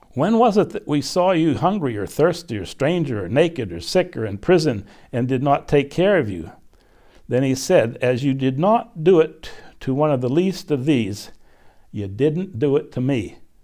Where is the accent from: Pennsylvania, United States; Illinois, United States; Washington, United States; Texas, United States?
Pennsylvania, United States; Glassport; I was born literally in my parents' house in a suburb of Pittsburgh, a little steel town where my dad and uncles and granddad worked